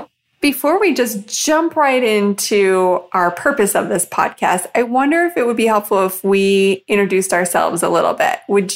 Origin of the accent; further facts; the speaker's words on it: Arizona, United States; That's in my home state